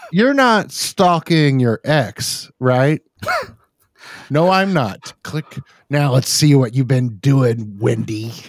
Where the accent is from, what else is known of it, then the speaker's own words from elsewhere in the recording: United States; an American, um, who's lived all my life in America